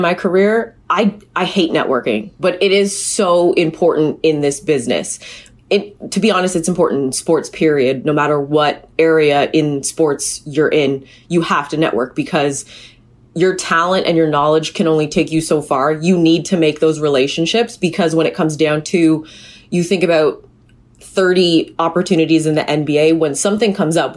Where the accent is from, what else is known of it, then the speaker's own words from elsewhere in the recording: Hamilton, Ontario, Canada; growing up in Hamilton with McMaster football and basketball